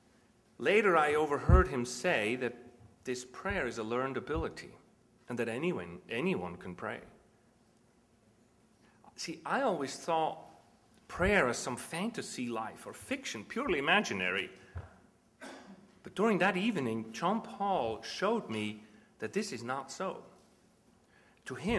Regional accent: Switzerland; moved away as an adult; I grew up in Switzerland, which is a little Germanic.

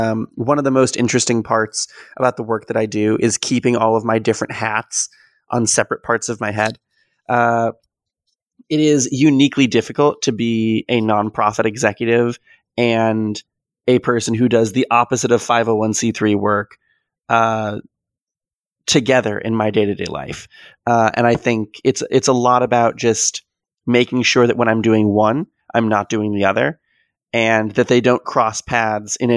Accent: Palatine, Illinois, United States; I was born in Palatine

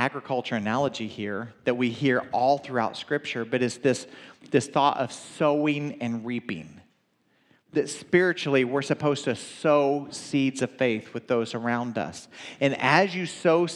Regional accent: the South, United States; I'm from the South

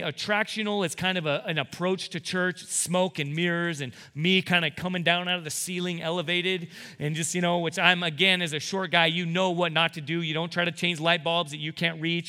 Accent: United States; as American two thousand seventeen evangelical Christians

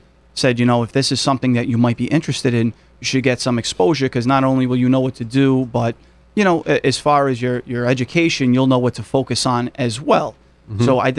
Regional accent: Providence, Rhode Island, United States; moved away; I went to high school in Providence.

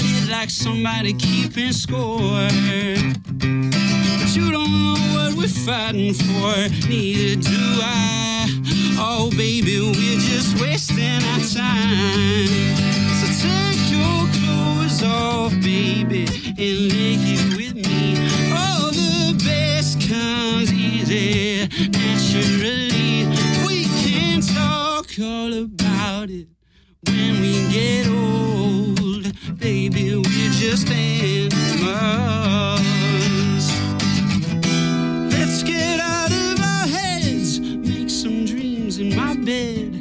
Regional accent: Chicago, Illinois, United States; moved away as an adult; also born or lived in Boston; I was born and raised in Chicago

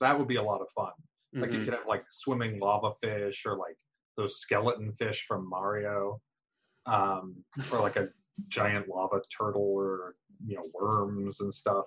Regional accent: New York, United States; moved away as an adult; also born or lived in Pittsburgh, Pennsylvania; I grew up in New York, and went to college in Pittsburgh.

